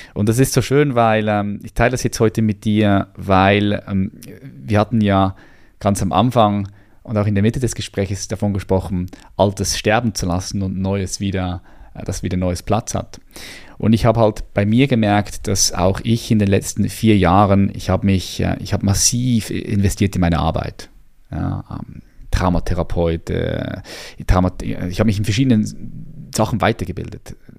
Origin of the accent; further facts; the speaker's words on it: Switzerland; hier bei uns in der Schweiz